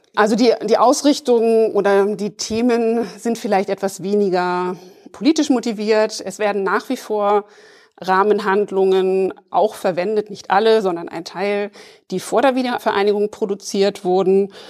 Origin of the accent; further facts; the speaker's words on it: West Germany, Germany; ich bin auch in der Bundesrepublik im Westen aufgewachsen, aber mit dem Ostsandmännchen